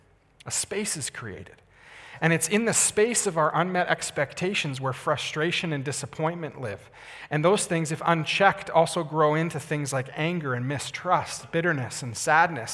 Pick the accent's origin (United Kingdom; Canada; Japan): Canada; Calgary, Alberta; I grew up in Calgary, so I was in my hometown.